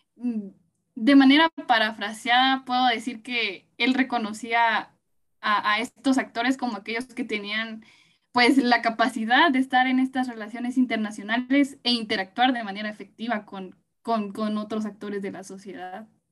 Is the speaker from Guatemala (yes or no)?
yes; Guatemala; nos permita a todas y todos como guatemaltecos